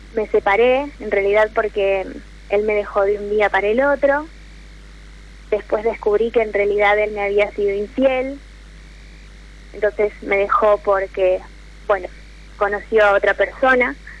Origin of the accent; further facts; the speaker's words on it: Jujuy, Argentina; moved away as an adult; now in Rosario, Argentina; Soy de Jujuy, pero estoy estudiando en Rosario